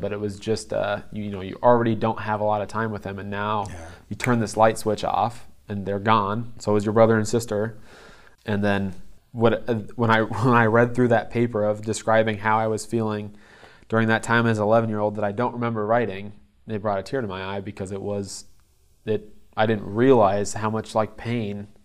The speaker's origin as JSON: {"language": "English", "town": "Ankeny", "region": "Iowa", "country": "United States", "tie": "born or raised there", "also_born_or_lived": "South Dakota", "said": "I was born in South Dakota. Um, and my family, when they were together, moved very quickly after I was born back to Ankeny to be around grandparents and just uh, kind of the extra help of having a baby. So yeah, I, I only remember being here in here in Iowa"}